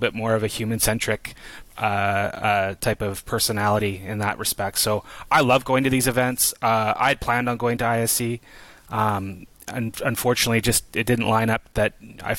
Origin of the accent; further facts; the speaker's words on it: Canada; as a Canadian